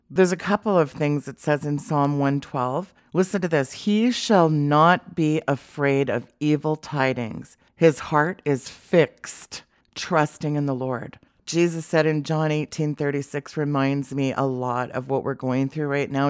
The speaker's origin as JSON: {"language": "English", "country": "Canada", "said": "as a Canadian"}